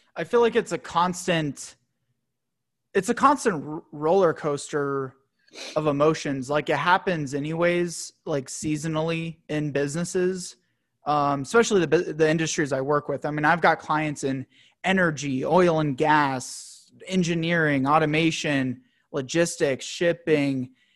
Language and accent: English; United States; a young, proud, you know, American dude